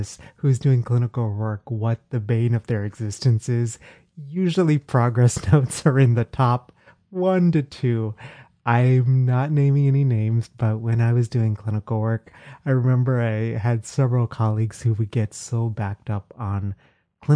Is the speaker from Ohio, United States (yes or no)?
no; Texas, United States; moved away; Texas, my home state.